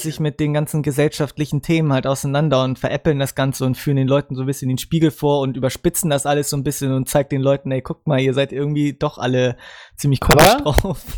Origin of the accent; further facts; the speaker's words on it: Germany; als Deutscher